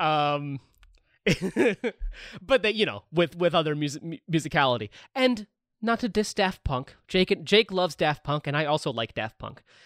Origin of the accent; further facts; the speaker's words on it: St. Louis, Missouri, United States; moved away as an adult; also born or lived in Chicago; I'm from Saint Louis, grew up in Saint Louis.